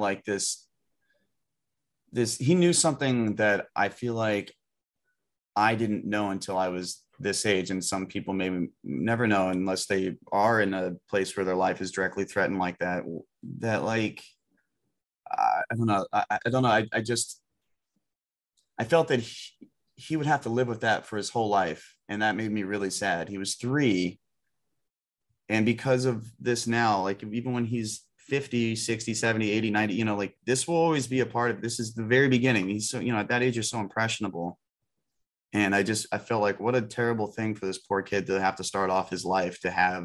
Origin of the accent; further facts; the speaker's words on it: United States; as an American